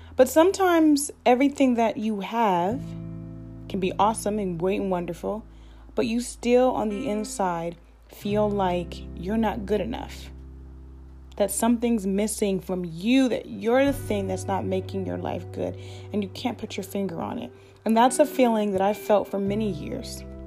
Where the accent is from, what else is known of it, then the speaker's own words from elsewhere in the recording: Columbus, Ohio, United States; born and raised in Columbus, Ohio